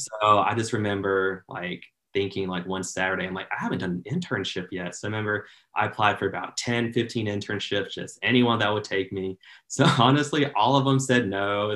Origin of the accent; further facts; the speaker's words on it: North Carolina, United States; I grew up in North Carolina, went to a very small Christian school in the middle of nowhere, right between Raleigh and Charlotte.